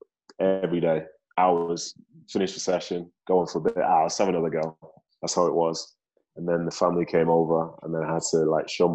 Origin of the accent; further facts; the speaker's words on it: Manchester, North West England, United Kingdom; moved away as an adult; also born or lived in Nigeria / London; now in United States; Manchester feels like home, and so does Nigeria, because that's ultimately where my parents are from. That's where I was born.